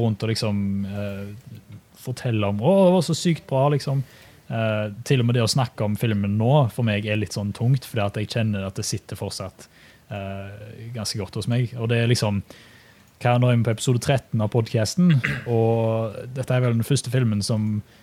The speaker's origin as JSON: {"language": "Norwegian", "country": "Norway", "moved": "yes", "lives_now": "Australia", "said": "oss som nordmenn"}